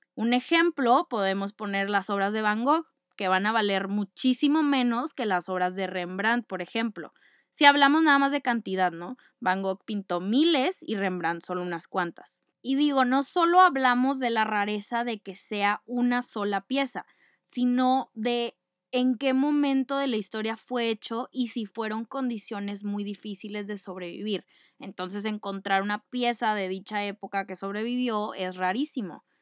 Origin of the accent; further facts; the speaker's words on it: Monterrey, Nuevo León, Mexico; No soy francesa, ustedes ya lo saben, soy regia, arriba del norte